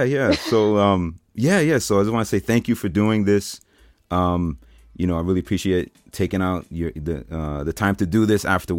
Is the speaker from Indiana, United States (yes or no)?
no; Brentwood, New York, United States; So we're both from Brentwood, right?